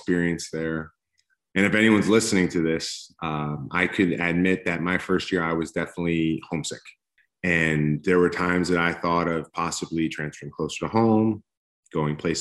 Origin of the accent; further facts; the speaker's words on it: East Coast, United States; also born or lived in Los Angeles, California; now in Texas, United States; I grew up on the East Coast